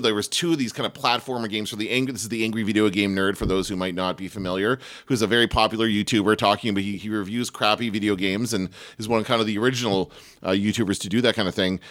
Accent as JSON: {"language": "English", "country": "Canada", "said": "I'm from Canada"}